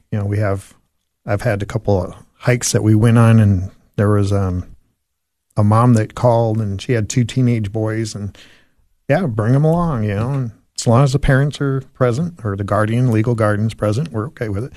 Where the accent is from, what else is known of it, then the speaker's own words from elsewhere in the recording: Phoenix, Arizona, United States; moved away as an adult; now in Tennessee, United States; I'm originally from Phoenix, Arizona, and moved up here after I retired